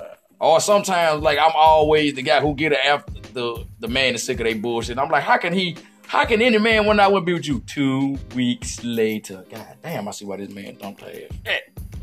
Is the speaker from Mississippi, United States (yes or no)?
yes; grew up in Saints country, Mississippi, United States; Tony Sipp is from my hometown.